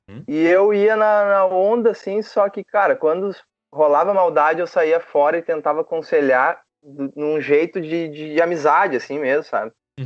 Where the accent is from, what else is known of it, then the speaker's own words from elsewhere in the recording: São Leopoldo, Rio Grande do Sul, Brazil; also born or lived in Novo Hamburgo; na verdade eu sou natural de Novo Hamburgo. Ok. Mas, mas eu me mudei para São Leopoldo em 95, cara. É, a gente foi para um bairro chamado Feitoria.